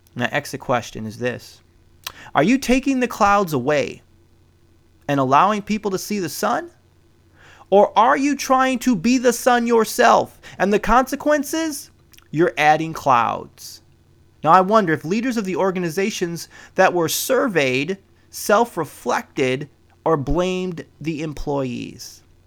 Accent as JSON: {"language": "English", "region": "Midwest", "country": "United States", "tie": "born or raised there", "moved": "yes", "lives_now": "West Coast, United States", "said": "I was born in the Midwest"}